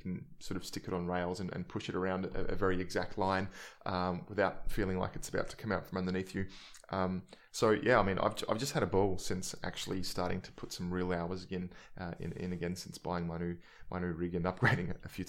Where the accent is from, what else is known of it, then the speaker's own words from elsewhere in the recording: Adelaide, South Australia, Australia; I've been running the Subaru just because growing up in Salisbury and Adelaide, everybody wanted a WRX